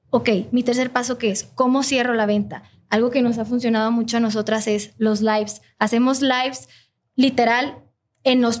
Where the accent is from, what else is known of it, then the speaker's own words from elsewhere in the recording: Ecuador; yo soy de Ecuador